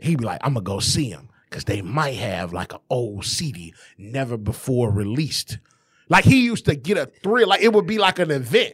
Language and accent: English; Detroit, Michigan, United States; born or raised there